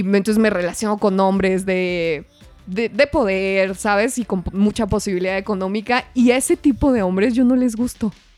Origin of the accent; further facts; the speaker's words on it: Parral, Chihuahua, Mexico; moved away; allá en Parral, un saludo, por cierto, a mi pueblo